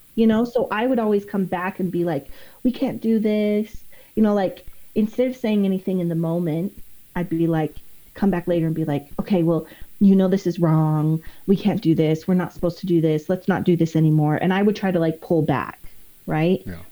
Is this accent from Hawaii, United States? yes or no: no; East Idaho, United States; moved away; I grew up in East Idaho, and it's like, especially back when I was there, it was like 98% Mormon